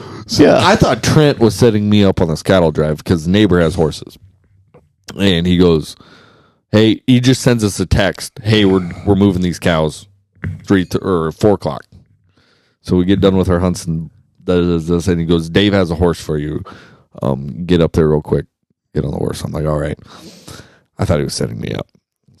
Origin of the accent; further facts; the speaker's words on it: Kansas, United States; I grew up in Kansas.